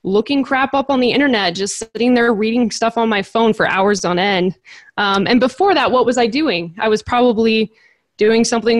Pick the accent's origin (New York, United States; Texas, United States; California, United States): California, United States; since I'm from California